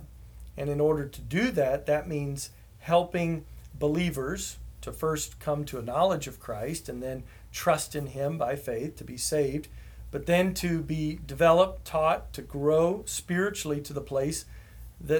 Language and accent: English; Houston, Texas, United States; moved away as an adult; My family and I moved back here to Houston, which is my hometown